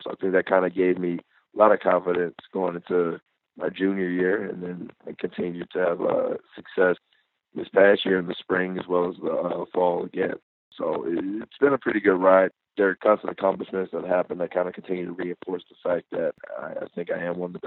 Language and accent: English; Atlanta, Georgia, United States; my hometown of Atlanta